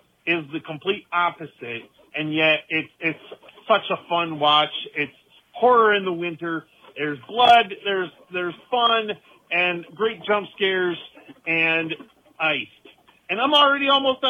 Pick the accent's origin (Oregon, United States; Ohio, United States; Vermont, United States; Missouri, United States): Ohio, United States; I'm from Ohio